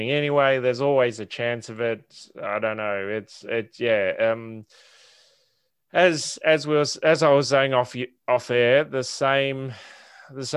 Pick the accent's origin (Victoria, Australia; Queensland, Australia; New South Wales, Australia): Victoria, Australia; Geelong; also born or lived in Colac; now in Melbourne, Australia; I grew up in Geelong with a little bit of Colac thrown